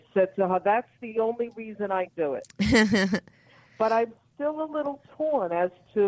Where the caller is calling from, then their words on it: Florida, United States; I'm calling from Florida.